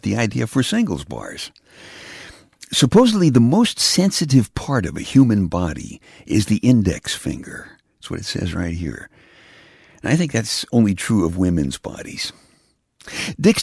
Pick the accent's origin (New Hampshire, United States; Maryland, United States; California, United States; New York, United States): New York, United States; Brooklyn; now in Pennsylvania, United States; My brother Jeff and I grew up in Brooklyn